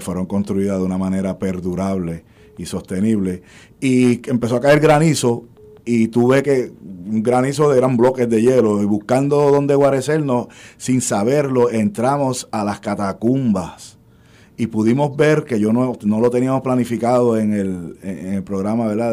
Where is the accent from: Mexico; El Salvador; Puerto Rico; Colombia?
Puerto Rico; Levittown; first language Spanish; also born or lived in New York; yo nací en Nueva York y me trajeron a Puerto Rico de un año, yo me crié en Levittown y yo aprendí español antes que inglés.